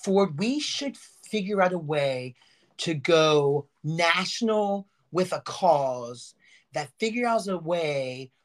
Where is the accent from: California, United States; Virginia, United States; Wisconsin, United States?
Virginia, United States; I'm from Virginia